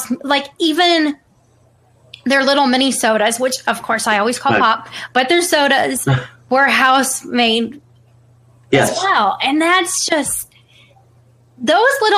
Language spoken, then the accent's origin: English; the North, United States; moved away; growing up in the North, you have a lot of Italian transplants.